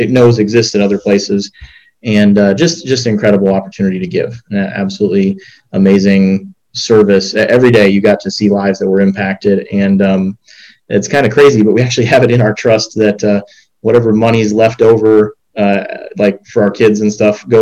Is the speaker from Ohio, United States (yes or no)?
no; Rochester, Minnesota, United States; moved away; I grew up in Rochester, Minnesota